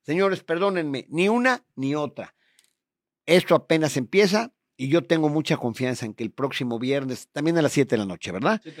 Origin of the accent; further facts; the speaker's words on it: Puebla, Mexico; nosotros como poblanos